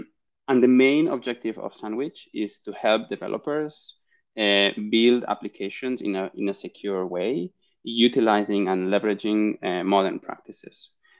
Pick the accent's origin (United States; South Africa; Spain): Spain; Barcelona, Catalonia; I'm originally from Barcelona in Spain